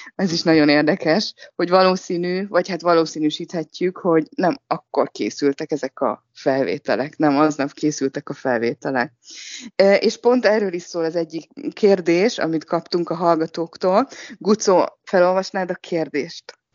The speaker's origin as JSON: {"language": "Hungarian", "country": "Hungary", "moved": "yes", "lives_now": "Shanghai, China", "said": "Mi mindannyian Sankályban élő magyarok vagyunk"}